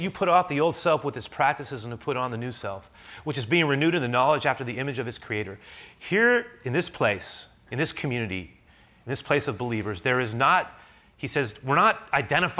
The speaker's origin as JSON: {"language": "English", "country": "United States"}